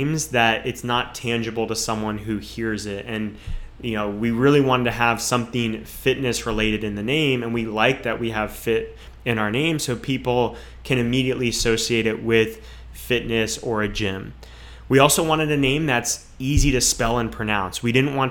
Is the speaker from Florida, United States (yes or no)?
yes; Jupiter, Florida, United States; a lot of people who grew up in this area, myself included